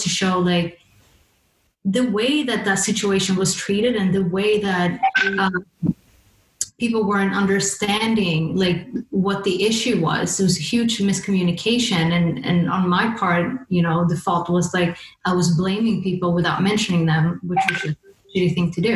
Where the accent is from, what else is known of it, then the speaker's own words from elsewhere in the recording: Sweden; moved away as an adult; now in London, United Kingdom; growing up in Sweden